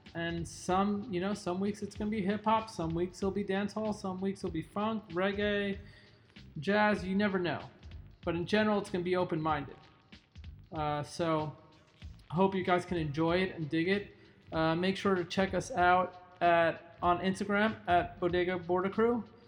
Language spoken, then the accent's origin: English; New York, United States; I grew up in New York